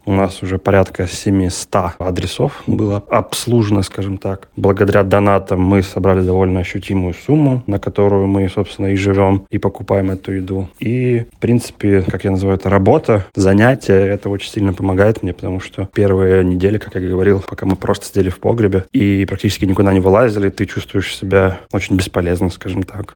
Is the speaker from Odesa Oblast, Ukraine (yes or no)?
no; Kharkiv, Kharkiv Oblast, Ukraine; мне 32 года, я из Харькова